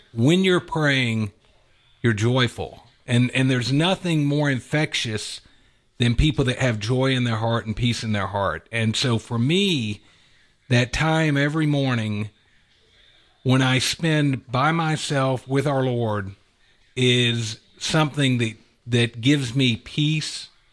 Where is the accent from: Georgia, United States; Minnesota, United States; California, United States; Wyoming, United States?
Georgia, United States; Atlanta; I have lived in Atlanta my whole life. Both my wife and I grew up in Metro Atlanta